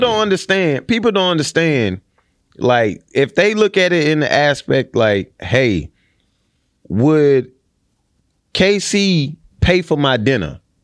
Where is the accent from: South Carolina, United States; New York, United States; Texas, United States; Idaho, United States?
Texas, United States; Houston; now in Austin, United States; I'm from Houston